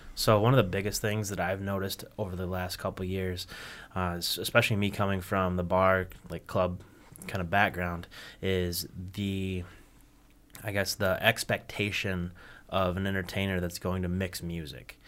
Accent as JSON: {"language": "English", "town": "Kalamazoo", "region": "Michigan", "country": "United States", "said": "I'm from Kalamazoo"}